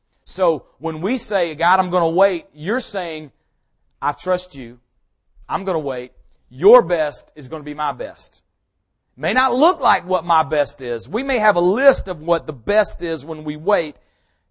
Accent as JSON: {"language": "English", "town": "Powder Springs", "region": "Georgia", "country": "United States", "tie": "born or raised there", "said": "I grew up in this area. I'm from Powder Springs"}